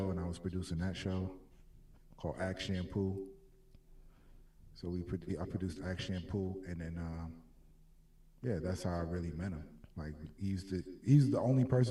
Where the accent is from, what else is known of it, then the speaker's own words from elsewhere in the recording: New York City, New York, United States; also born or lived in Florida; I came here when I was like 2 years old